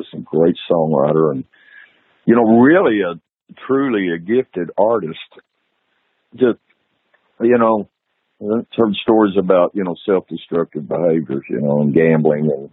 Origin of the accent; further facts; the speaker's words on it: Texas, United States; I'm from Texas, and I'm very proud of Texas and devoted to this state.